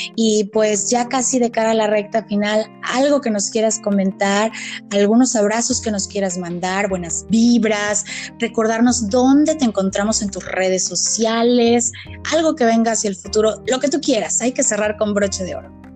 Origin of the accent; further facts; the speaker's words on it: Mexico; somos de México